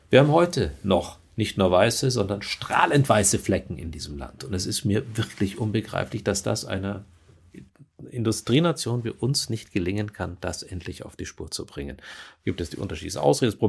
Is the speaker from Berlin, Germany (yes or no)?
yes; Berlin, Germany; als Berliner